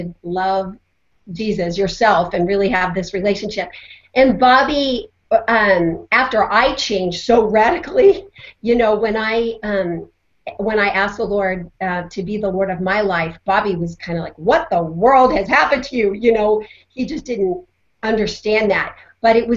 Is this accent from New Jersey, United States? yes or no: no; Colorado, United States; I grew up in Colorado